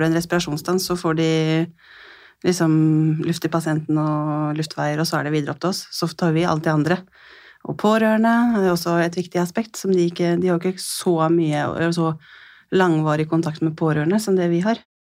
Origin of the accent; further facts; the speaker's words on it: Skien, Telemark, Norway; jeg kommer fra Skien i Telemark og jobber som intensivsykepleier